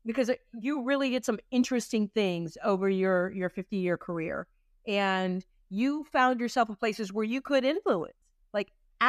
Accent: Pittsburgh, Pennsylvania, United States; moved away; I'm originally from Pittsburgh. So I'm a city girl

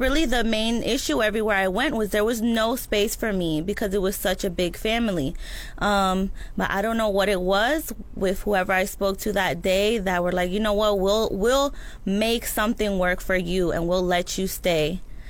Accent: Orlando, Florida, United States; I came here originally from Orlando.

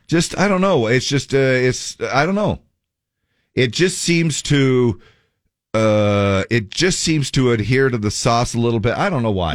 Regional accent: Cottonwood Heights, Utah, United States; moved away as an adult; also born or lived in Manti, Utah; now in Draper, United States; Cottonwood then, I guess, is, uh, uh, where I, you know, um, grew up, uh, my hometown

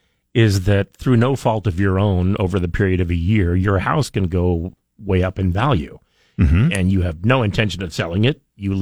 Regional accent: Twin Falls, Idaho, United States; When I was growing up in Twin Falls in our church, there was a guy who used to sing it every year

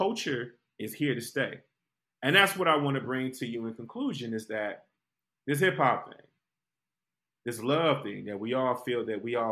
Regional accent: Detroit, Michigan, United States; growing up in Detroit

